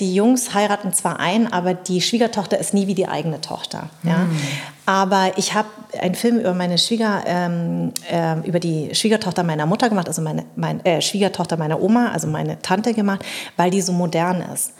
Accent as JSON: {"language": "German", "town": "Darmstadt", "region": "Hesse", "country": "Germany", "tie": "born or raised there", "also_born_or_lived": "Munich, Germany", "moved": "yes", "lives_now": "Berlin, Germany"}